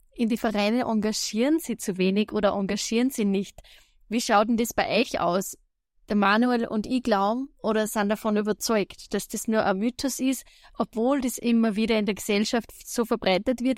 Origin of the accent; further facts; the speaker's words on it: Austria; bei uns in Österreich